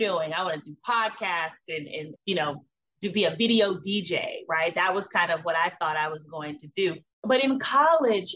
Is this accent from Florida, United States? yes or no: yes; Miami, Florida, United States; I was born in Miami, Florida